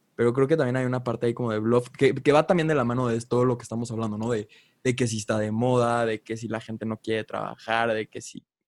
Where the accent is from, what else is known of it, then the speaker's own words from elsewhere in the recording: Mexico; Cuevas y yo somos mexicanos